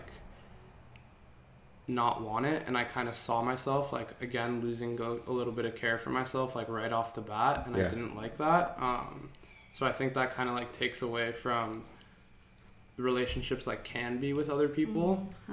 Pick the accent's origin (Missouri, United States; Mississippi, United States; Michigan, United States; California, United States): California, United States; Santa Monica; I was born in Santa Monica